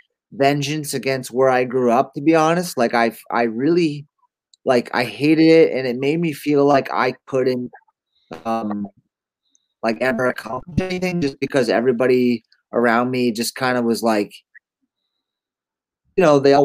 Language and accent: English; upstate New York, United States; moved away as an adult; And I grew up in Manipac, New York, started skateboarding when I was 13 and eventually went to my first year of film school at SVA in New York City, School of Visual Arts.